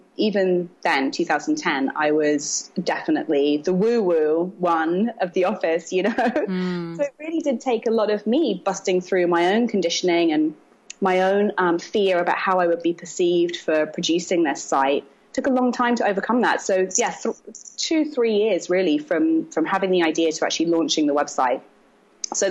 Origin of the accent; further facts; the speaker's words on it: London, United Kingdom; moved away as an adult; also born or lived in Brooklyn, New York; now in New York, United States; I'm from London originally.